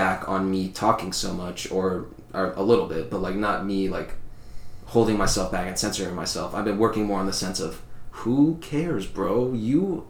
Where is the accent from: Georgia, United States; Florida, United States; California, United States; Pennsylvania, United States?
Florida, United States; Fleming Island; also born or lived in New York; I came from Fleming Island, dude. Like, this place is, like, very upper middle, rich class, like, higher class